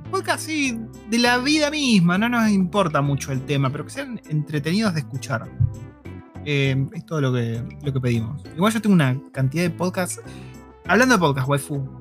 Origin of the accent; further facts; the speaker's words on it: Argentina; now in New Zealand; yo en Argentina